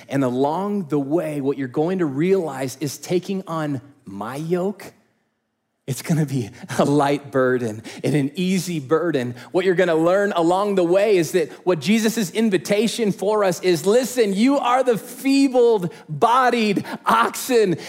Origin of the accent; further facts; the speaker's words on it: Indiana, United States; I grew up in Indiana, and so I know hot and humid